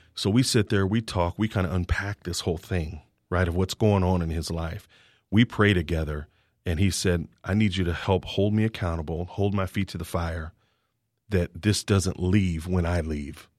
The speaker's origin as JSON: {"language": "English", "town": "Kansas City", "country": "United States", "also_born_or_lived": "Virginia / Houston, Texas", "moved": "as an adult", "lives_now": "College Station, United States", "said": "I'm from Kansas City, went to school in Virginia."}